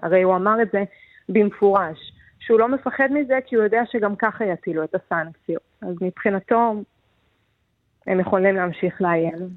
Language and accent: Hebrew; Israel; moved away as an adult; now in Kyiv, Ukraine; כישראלית שיודעת מה זה רעשים של מטוסים, מישהי ששירתה בצבא